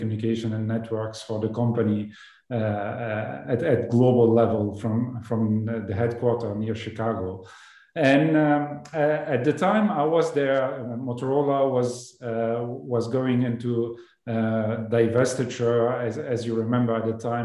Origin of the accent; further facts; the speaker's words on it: Lebanon; moved away as an adult; also born or lived in Toulouse, France; I came from Lebanon as an immigrant to France to do my study after high school